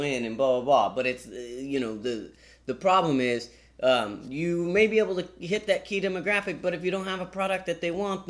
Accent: Fresno, California, United States; We're from Fresno, California, and that's mostly where we're doing our work.

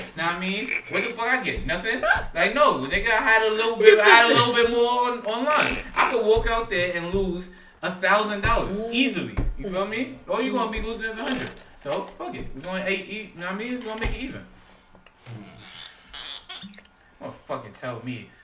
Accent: New York, United States; we're from New York

